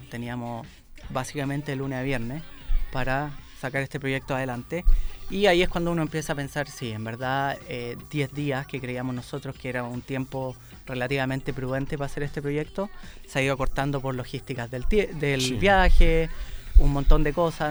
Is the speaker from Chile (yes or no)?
yes; Chile; acá en mi país